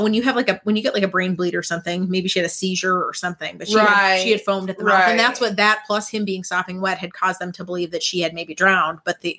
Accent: Minnesota, United States; It's like when I say I'm from Minneapolis. Yeah. And it's like, I'm not. We're from a suburb.

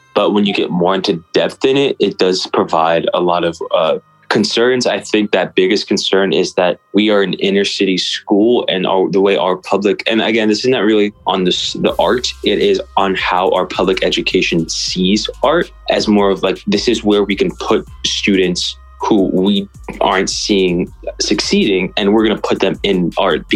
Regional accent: Chula Vista, California, United States; now in St. Louis, United States; I was raised in South California. I grew up in San Diego, Chula Vista

